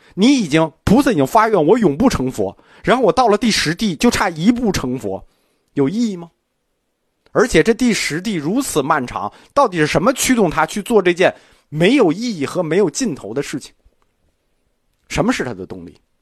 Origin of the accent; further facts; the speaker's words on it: China; 我们中国人